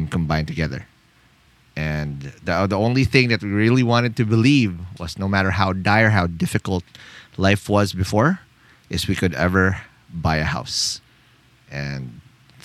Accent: Philippines; I come from the Philippines, born and raised here

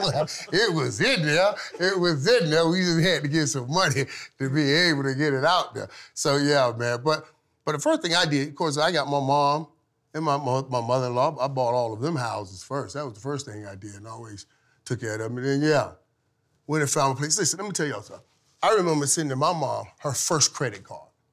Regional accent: Florida, United States; moved away as an adult; also born or lived in Fort Lauderdale; I'm coming from Florida

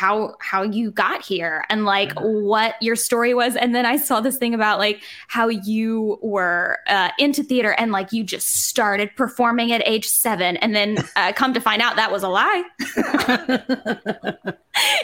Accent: New Jersey, United States; I come from New Jersey

